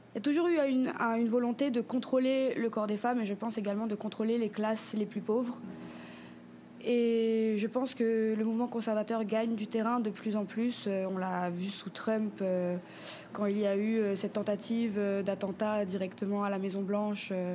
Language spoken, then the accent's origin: French; Papara, French Polynesia; also born or lived in Paris region, France; j'ai grandi ici en Polynésie sur la côte ouest à Papara